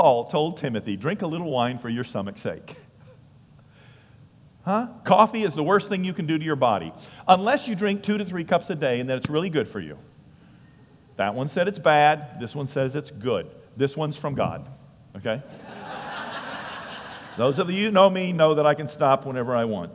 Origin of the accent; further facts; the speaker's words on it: New England, United States; I'm from New England, so you have to say wicked before things.